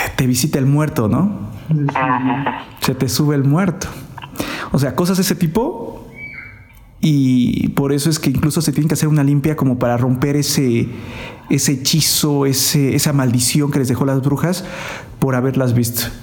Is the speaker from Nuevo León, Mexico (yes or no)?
no; Oaxaca, Mexico; Somos de la misma ciudad